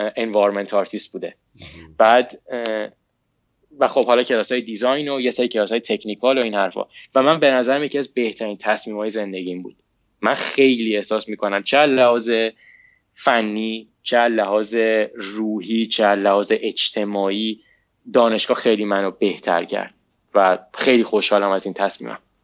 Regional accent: Iran; moved away as an adult; now in United States; من موقعی که از ایران اومدم بیرون هنوز درسم تموم نشده بود

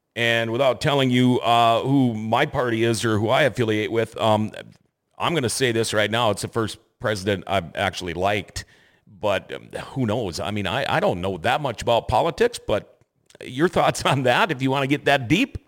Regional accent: Thief River Falls, Minnesota, United States; moved away as an adult; also born or lived in California; now in Grand Forks, United States; Couldn't wait to get away from my hometown. I'm from Thief River Falls

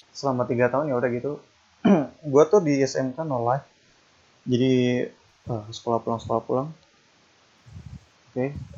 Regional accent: Depok, West Java, Indonesia; gue itu orang Depok

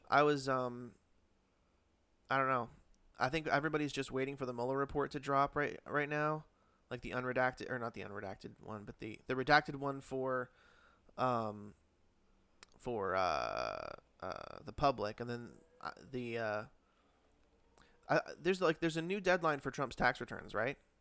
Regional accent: Connecticut, United States; I grew up in Connecticut

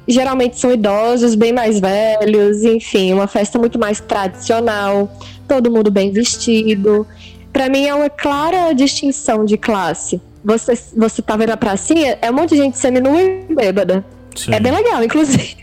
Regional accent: Minas Gerais, Brazil; moved away; Eu via isso quando era criança lá em Minas

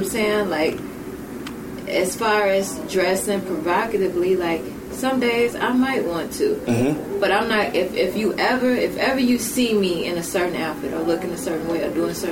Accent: Chicago, Illinois, United States; I'm from Chicago.

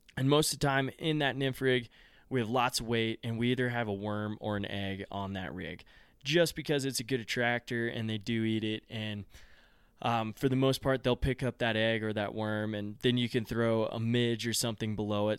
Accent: Front Range of Colorado, United States; also born or lived in Gunnison, Colorado; I grew up on the Front Range of Colorado

